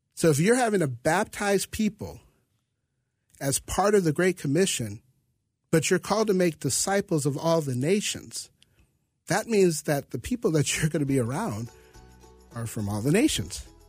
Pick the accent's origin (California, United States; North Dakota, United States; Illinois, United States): North Dakota, United States; Grand Forks; I'm from Grand Forks, North Dakota, so I think of myself as a chocolate Norwegian